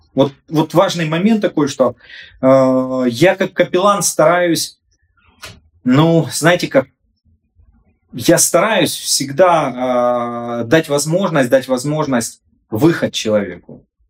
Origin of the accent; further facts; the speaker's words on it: Sloviansk, Donetsk Oblast, Ukraine; я со Славянска, и мы другие